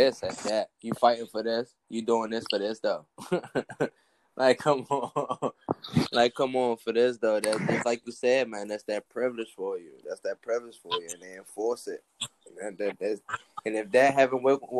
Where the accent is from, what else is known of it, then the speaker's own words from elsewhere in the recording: Washington, District of Columbia, United States; now in Baltimore, United States; I currently live in Baltimore, but I'm from Northeast DC. I'm from Kenilworth.